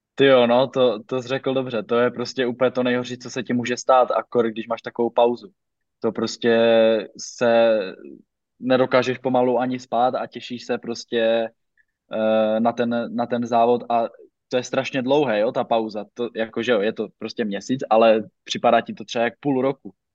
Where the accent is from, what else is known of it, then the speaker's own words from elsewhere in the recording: Zašová, Zlín Region, Czechia; z vesnice, z které pocházím ze Zašové